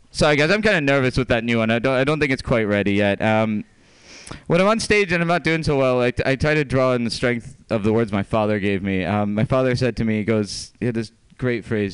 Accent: Scotland, United Kingdom; moved away; I'm not actually from here, as Pam alluded to. I'm from Scotland

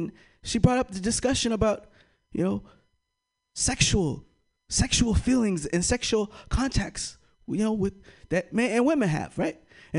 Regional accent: United States; for me, I am from the United States. I represent the United States

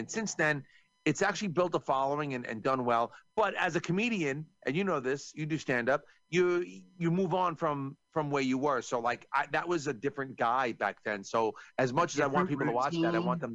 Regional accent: New York, United States; I'm from New York

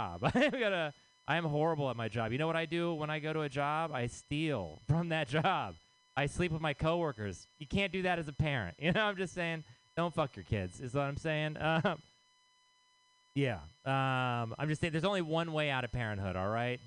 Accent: Texas, United States; now in San Francisco, United States; I am from Texas

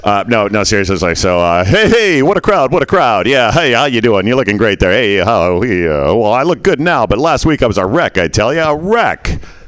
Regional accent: Canada; now in United States; we're Canadian. Yeah, right? Okay. Then I moved to the States. I became a Can-Am.

